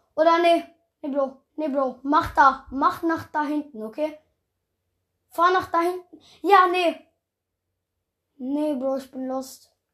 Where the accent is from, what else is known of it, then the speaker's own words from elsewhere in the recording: Baden-Württemberg, Germany; ich komme auch aus Baden-Württemberg